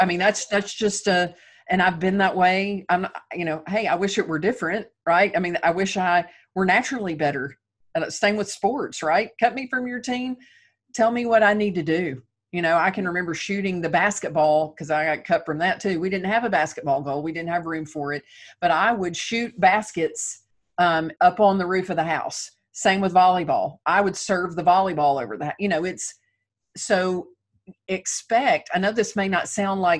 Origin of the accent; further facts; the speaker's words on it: the South, United States; I'm from the South